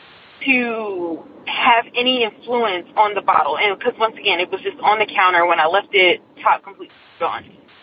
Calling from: Nashville, Tennessee, United States; also born or lived in Gallatin, Tennessee; By the way … I'm calling from Nashville, Tennessee. But my story originates in our apartment here, actually it's in Gallatin

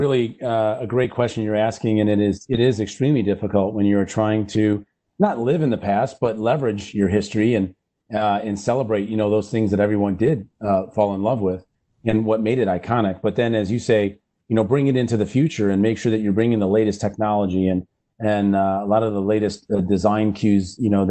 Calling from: Michigan, United States

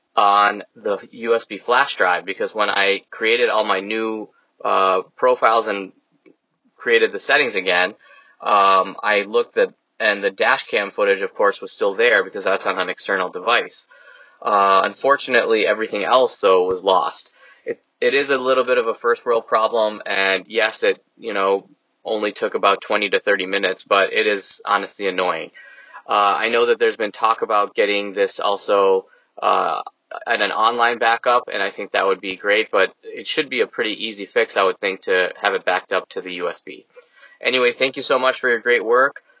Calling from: Naperville, Illinois, United States; from Naperville calling

